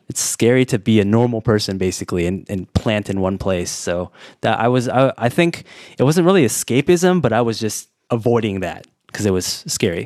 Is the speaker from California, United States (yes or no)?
yes; California, United States; also born or lived in Warsaw, Poland; now in Taiwan; I'm from California